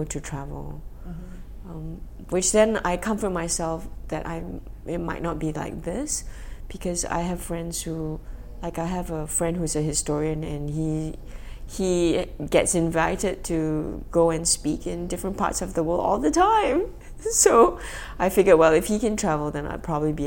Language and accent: English; Malaysia; moved away; also born or lived in Vancouver; I'm Malaysian, because I can speak Hokkien